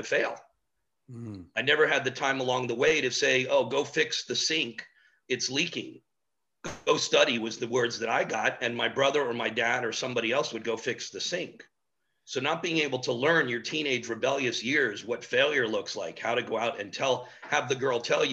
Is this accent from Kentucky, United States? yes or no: no; Miami, Florida, United States; a native Miamian, which there's not many of us left. My brother and myself are probably it. And born and raised in Miami.